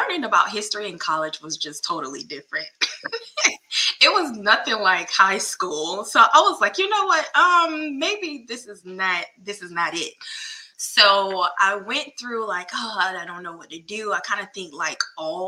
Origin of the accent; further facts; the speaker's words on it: North Augusta, South Carolina, United States; moved away as an adult; now in Hopkins, United States; I'm originally from North Augusta, South Carolina